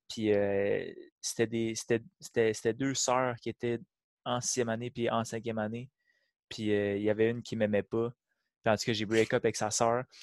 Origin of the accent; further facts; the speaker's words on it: Varennes, Quebec, Canada; also born or lived in Beloeil; J'ai déménagé de Varennes. Ben, en fait, je vivais chez ma mère à Varennes, puis là, j'ai déménagé chez mon père à Belleuil.